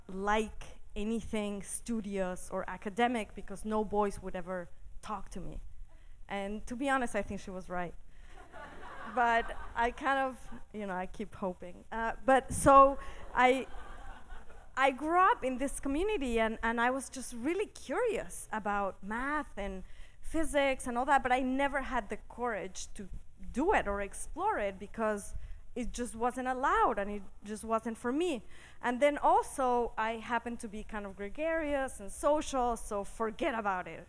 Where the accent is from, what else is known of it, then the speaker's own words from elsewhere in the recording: Mexico City, Mexico; I grew up in Mexico City in a fairly conservative community